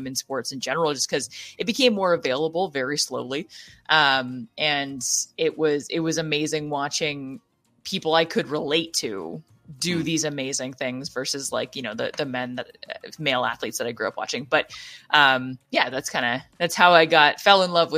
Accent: Ottawa Valley, Ontario, Canada; growing up in the Ottawa Valley since I was a kid.

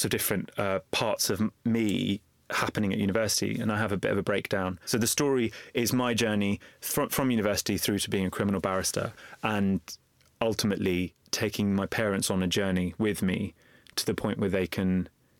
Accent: London, United Kingdom; The book opens with me as a young boy growing up in East London, in Walthamstow. I was raised in a council house and I was raised in a very religiously conservative family.

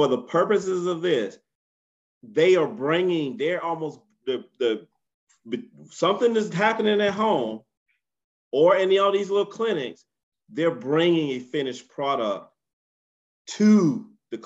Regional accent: United States; being an American parent

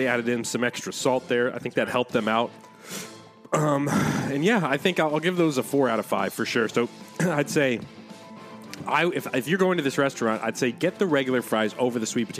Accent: United States; as an American

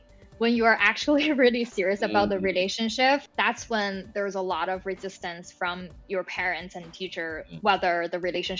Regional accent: China; moved away as an adult; now in United States; I feel like before I came to the States, there's no this definition or concept of dating. To your question around growing up in China

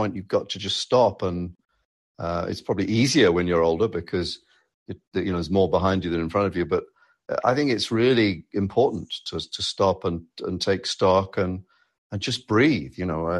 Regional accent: United Kingdom; moved away as an adult; now in United States

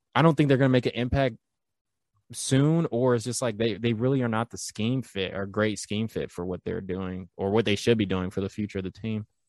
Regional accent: Tennessee, United States; I'm from Tennessee

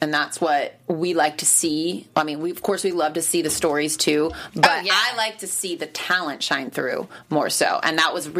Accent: Myrtle Beach, South Carolina, United States; So shout out to Ansley Burns for being from South Carolina, because I'm from Myrtle Beach.

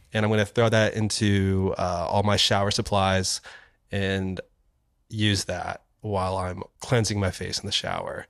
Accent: Kansas City, Missouri, United States; now in New York, United States; as a young child in, growing up in Kansas City.

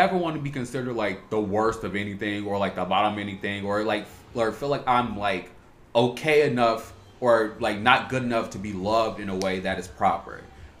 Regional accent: Chicago, Illinois, United States; growing up in Chicago

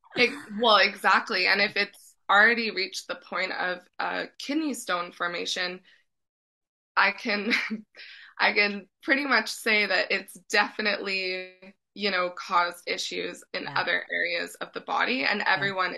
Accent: Edmonton, Alberta, Canada; moved away as an adult; also born or lived in Vancouver; I'm originally from Edmonton, but I moved to Vancouver and lived two years.

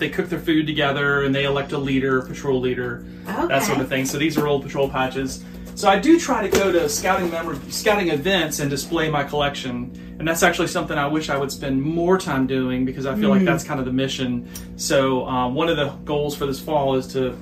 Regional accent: South Carolina, United States; So I grew up in South Carolina

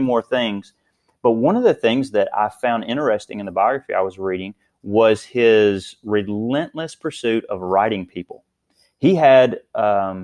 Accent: Princeton, Kentucky, United States; moved away as an adult; now in Owensboro, United States; I'm obviously from Princeton, but I came to Owensboro, Kentucky

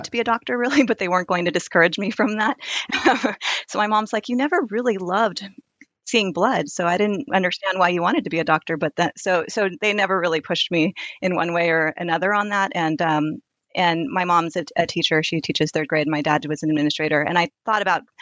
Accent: Santa Cruz, Stanford, Sunnyvale, California, United States; I grew up in and around college campuses, more specifically on UC Santa Cruz, where my parents were preceptors at Kresge College. I was actually born in Santa Cruz, and on Stanford University

